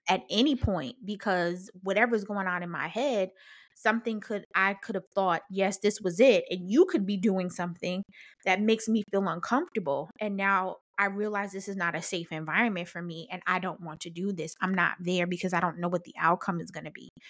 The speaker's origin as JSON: {"language": "English", "town": "Paterson", "region": "New Jersey", "country": "United States", "said": "I'm from Patterson, so we in the hood."}